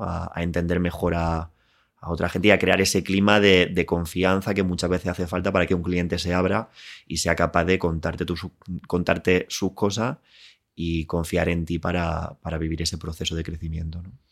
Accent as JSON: {"language": "Spanish", "town": "Linares", "region": "Andalusia", "country": "Spain", "tie": "born or raised there", "also_born_or_lived": "Málaga", "moved": "as an adult", "lives_now": "Madrid, Spain", "said": "nací en Linares, eh, viví allí hasta que me fui a estudiar a, Málaga"}